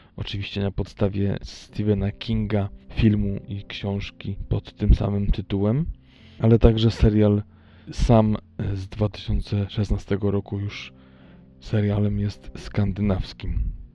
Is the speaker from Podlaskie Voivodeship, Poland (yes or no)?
no; Tricity, Pomeranian Voivodeship, Poland; moved away; u mnie w Trójmieście